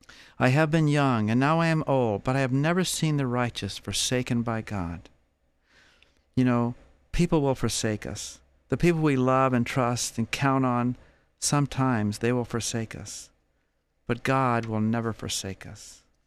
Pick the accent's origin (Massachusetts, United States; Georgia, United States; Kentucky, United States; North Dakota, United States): Georgia, United States; I was 25 years old and I was visiting California from Georgia.